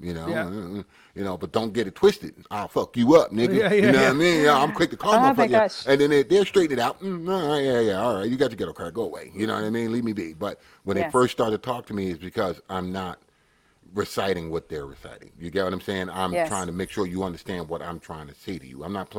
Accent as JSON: {"language": "English", "region": "England", "country": "United Kingdom", "said": "I'm English. I'm from Britain."}